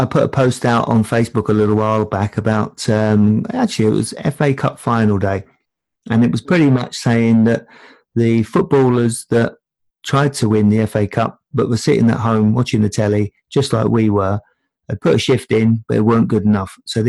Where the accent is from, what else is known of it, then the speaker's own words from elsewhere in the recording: London, United Kingdom; moved away; I come from Tottenham's largest council estate